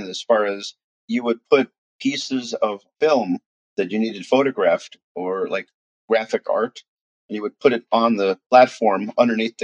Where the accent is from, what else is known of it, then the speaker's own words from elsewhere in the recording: New York City, New York, United States; now in Jacksonville, United States; my brother and I were brought up in Queens, New York